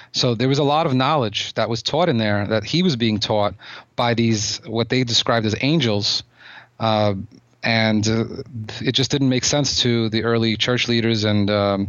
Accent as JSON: {"language": "English", "town": "Odesa", "region": "Odesa Oblast", "country": "Ukraine", "tie": "born or raised there", "said": "Yeah, I was born in Ukraine. The city that it's a complicated subject, because the city that I came from, Odessa, was most major cities in Ukraine at the time"}